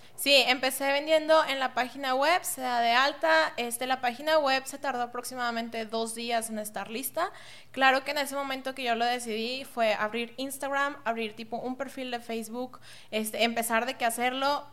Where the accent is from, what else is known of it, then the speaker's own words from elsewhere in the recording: Monterrey, Nuevo León, Mexico; soy de aquí de Monterrey, estuve en universidades aquí de Monterrey